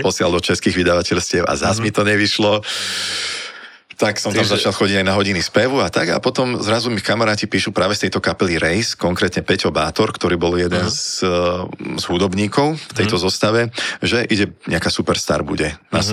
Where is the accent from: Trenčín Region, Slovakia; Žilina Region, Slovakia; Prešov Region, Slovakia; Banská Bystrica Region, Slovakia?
Žilina Region, Slovakia; Teplička nad Váhom; moved away as an adult; also born or lived in Bratislava; ja som prišiel domov z Bratislavy do tepličky nad Váhom